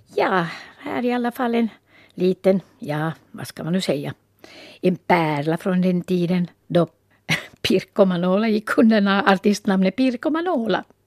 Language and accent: Swedish; Valkeakoski, Pirkanmaa, Finland; born or raised there